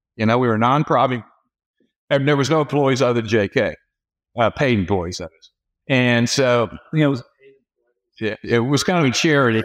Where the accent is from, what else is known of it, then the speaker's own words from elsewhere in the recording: Cincinnati, Ohio, United States; moved away as an adult; also born or lived in Dallas, Texas / St. Louis, Missouri; now in Louisville, United States; I'm, I'm from Cincinnati originally.